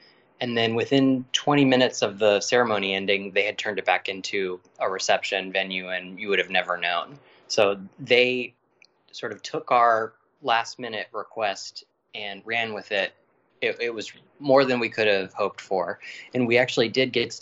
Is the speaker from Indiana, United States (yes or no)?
no; Virginia, United States; we're from Virginia